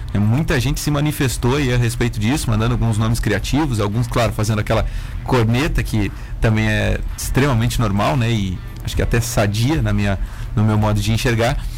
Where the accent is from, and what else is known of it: Rio Grande do Sul, Brazil